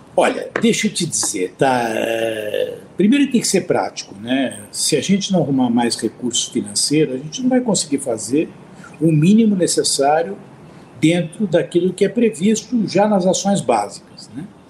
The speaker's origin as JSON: {"language": "Portuguese", "country": "Brazil", "said": "enquanto brasileiro"}